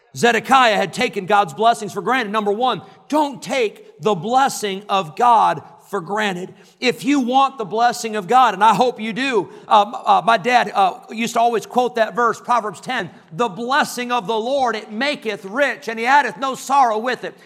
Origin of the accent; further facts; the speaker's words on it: Illinois, United States; moved away as an adult; also born or lived in California; now in Roanoke Rapids, United States; I grew up in Illinois